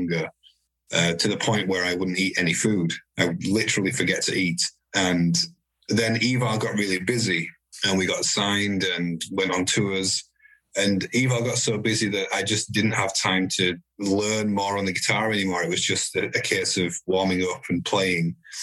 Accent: Huddersfield, Yorkshire and the Humber, United Kingdom; moved away as an adult; Yorkshire people have a lot of pride in being from Yorkshire. So the fact that I've moved away

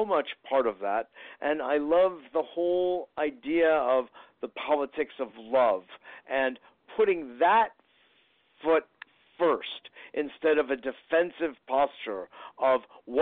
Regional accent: New York, United States; I know you don't have to be from New York, but, you know, it just happens that I am

